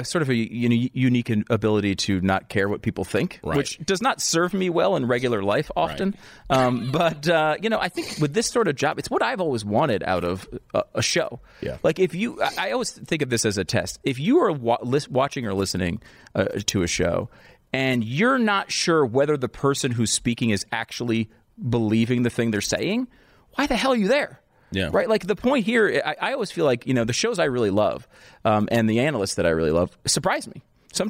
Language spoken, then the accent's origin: English; Connecticut, United States; also born or lived in New York; I was born in New York. {S0} Mm-hmm. {S2} I grew up in Connecticut.